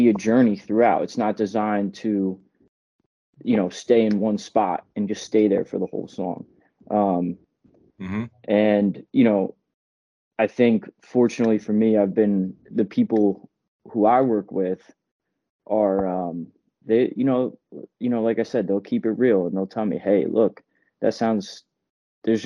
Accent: New Jersey, United States; moved away as an adult; also born or lived in Boston; now in Bronx, United States; I grew up in New Jersey

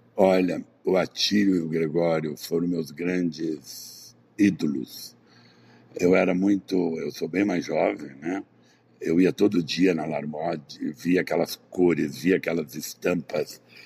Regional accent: Brazil; eu não nasci no Jardim Europa, nem em Ipanema, nem em Leblon, eu nasci no interior

